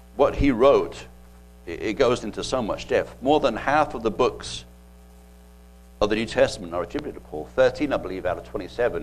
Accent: England, United Kingdom; now in United States; I remember growing up as a kid um, over in England

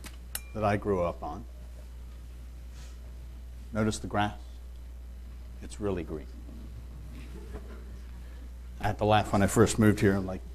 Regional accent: Liverpool, North West England, United Kingdom; born there; But I was born in Liverpool, but that's really not my home. I don't remember that, obviously.

